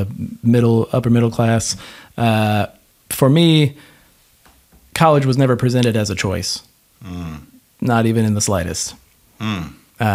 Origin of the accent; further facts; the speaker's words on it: Florida, United States; I grew up in Florida